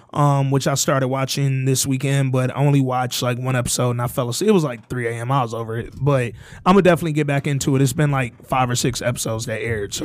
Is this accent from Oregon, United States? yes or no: no; Alabama, United States; I'm from Alabama